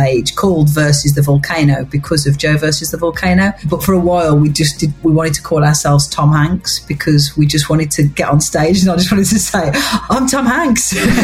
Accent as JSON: {"language": "English", "area": "Black Country", "region": "West Midlands", "country": "United Kingdom", "accent": "Black Country", "said": "not only are we British, but we're from the Black Country. We're from the West Midlands, so we have the broadest accents"}